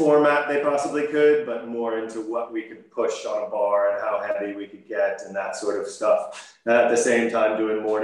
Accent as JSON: {"language": "English", "region": "Maryland", "country": "United States", "tie": "born or raised there", "also_born_or_lived": "Massachusetts / Los Angeles", "moved": "as an adult", "lives_now": "Northern Ireland, United Kingdom", "said": "My family's from Massachusetts, and I grew up or spent my formative years in Maryland"}